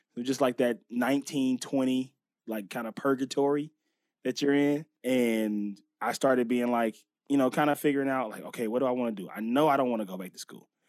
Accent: Los Angeles, California, United States; also born or lived in Inglewood; I always say West L A because I s, spent so much time in that area. So the, the Venice, La Cienega, Pico area in, in that, you know, right before you get to Culver City, which is just known as West Los Angeles. I grew up right there

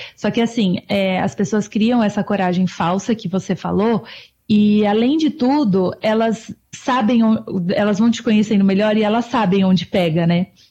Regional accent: Brazil; moved away; eu nasci no Brasil, né? Eu sou brasileira

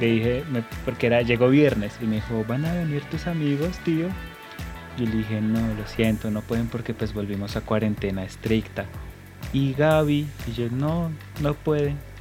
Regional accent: Colombia; como somos buenos colombianos

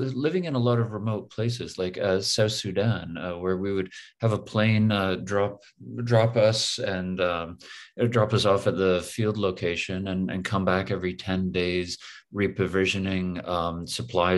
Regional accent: Toronto, Ontario, Canada; also born or lived in Windsor, Ontario / Richmond Hill, Ontario; I'm from Toronto, born and raised, born just outside in Windsor, but really raised in Toronto and Richmond Hill

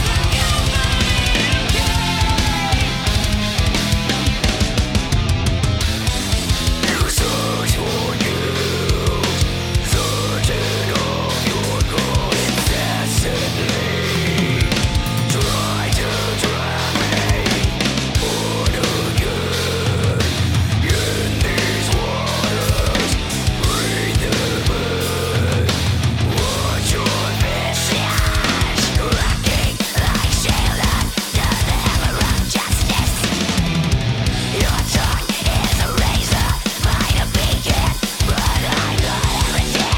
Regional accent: Wisconsin, United States; now in North Carolina, United States; I'm originally from Wisconsin

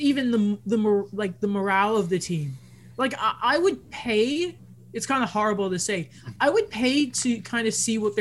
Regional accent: England, United Kingdom; I'm English.

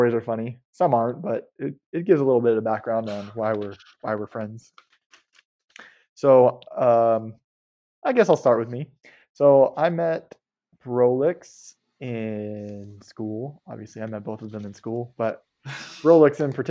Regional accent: Central California, United States; moved away as an adult; also born or lived in Walla Walla, Washington; born and raised in California, specifically Central California.

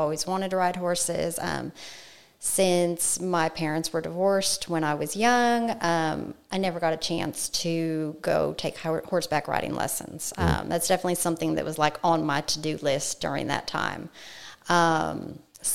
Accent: Las Vegas, Nevada, United States; moved away as an adult; also born or lived in Colorado; now in College Station, United States; I'm originally from Colorado. My mother actually moved us to Las Vegas when I was 9 years old. So I lived there for 17 years, was raised by a single parent

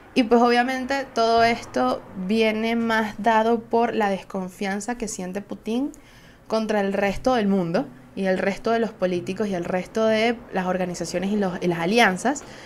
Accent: Venezuela; Soy una jeva de Venezuela

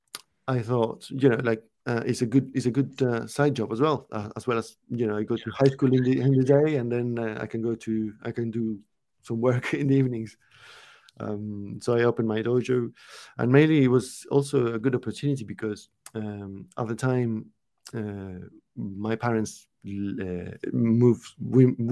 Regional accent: Uruguay; now in United Kingdom; I'm not from the UK. I'm from Uruguay, which is a small country in South America.

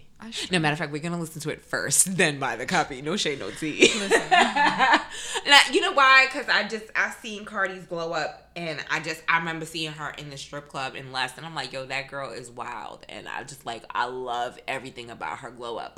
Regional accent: New York, United States; also born or lived in the South; I'm a New Yorker through and through. But I think I lived in the South

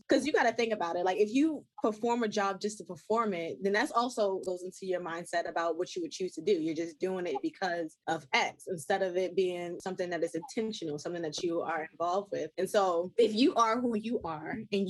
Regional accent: Baltimore, Maryland, United States; I'm from Baltimore

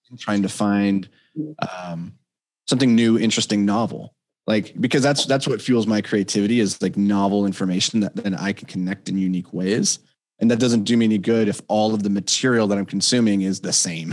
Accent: Minnesota, United States; I'm a Minnesotan uh, white boy.

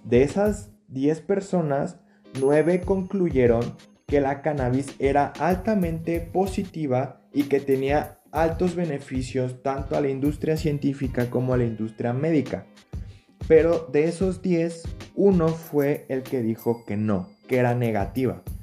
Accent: Mexico; como mexicanos

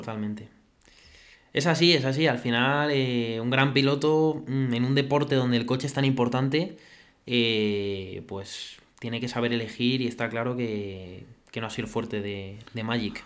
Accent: Spain; a nosotros como españoles

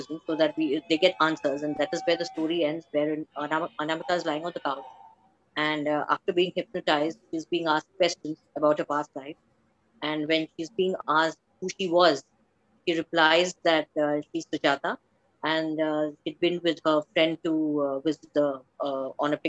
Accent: Bangalore, Karnataka, India; moved away as an adult; now in Gujarat, India; I was brought up in Bangalore, but settled from the past few years in Gujarat

